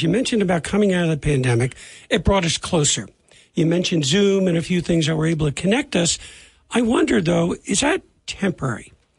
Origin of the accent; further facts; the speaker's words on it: Long Island, New York, United States; now in Montana, United States; I came from Long Island. I come to Montana. I came to a food desert.